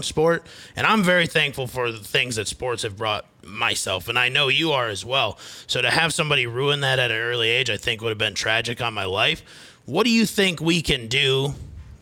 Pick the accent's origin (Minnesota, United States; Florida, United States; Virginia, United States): Minnesota, United States; Fairmont; also born or lived in Mitchell, South Dakota; now in Phoenix, United States; I'm from Fairmont originally.